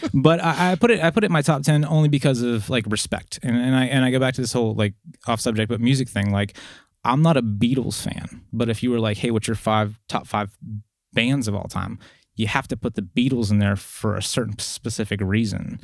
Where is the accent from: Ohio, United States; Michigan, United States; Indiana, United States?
Ohio, United States; eastern; moved away; also born or lived in West Virginia; I grew up on the very, uh, eastern side of Ohio.